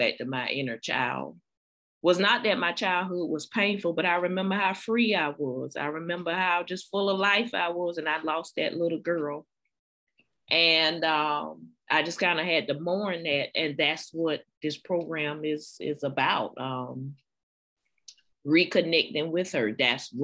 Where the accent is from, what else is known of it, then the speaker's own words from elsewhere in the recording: South Carolina, United States; I'm from South Carolina, born and raised, 46, a librarian, academic librarian